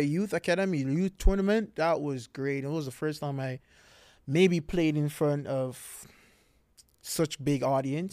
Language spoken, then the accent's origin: English; Montego Bay, Saint James, Jamaica; moved away as an adult; now in Florida, United States; I am from Jamaica